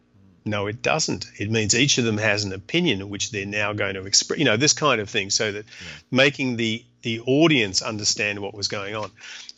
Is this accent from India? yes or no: no; Canada; And, you know, also being Canadian helps because Canadians, just in case you were wondering, they're like Australians, only they have far better manners.